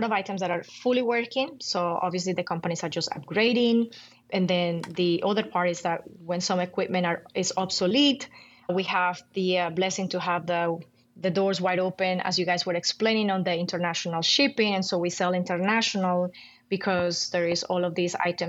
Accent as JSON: {"language": "English", "country": "Colombia", "moved": "yes", "said": "I'm from Colombia."}